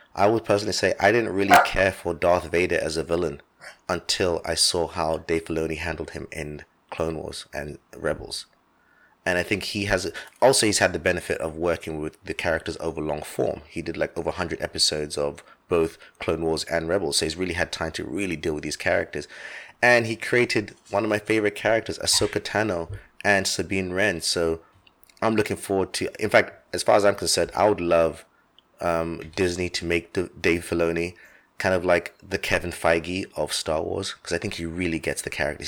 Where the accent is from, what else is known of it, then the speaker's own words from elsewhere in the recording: London, United Kingdom; the same town where I grew up, Finchley in North London